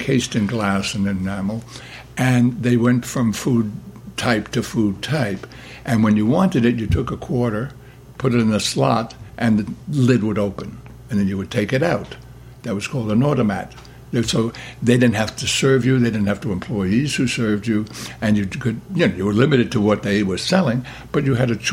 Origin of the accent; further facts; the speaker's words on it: New York City, New York, United States; When I grew up in Brooklyn, the neighborhoods were very, very isolated one from the other